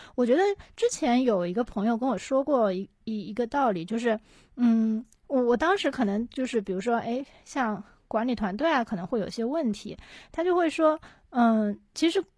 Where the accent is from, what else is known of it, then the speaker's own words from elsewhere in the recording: Shanghai, China; 我是上海的嘛